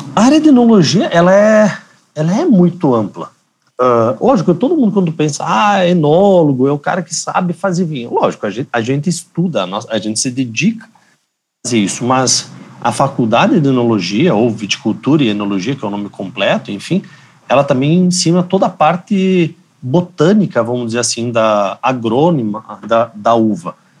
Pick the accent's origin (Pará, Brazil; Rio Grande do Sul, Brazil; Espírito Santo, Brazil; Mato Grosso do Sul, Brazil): Rio Grande do Sul, Brazil; Bento Gonçalves; eu sou natural de Bento Gonçalves. Eu sou da terra da uva e do vinho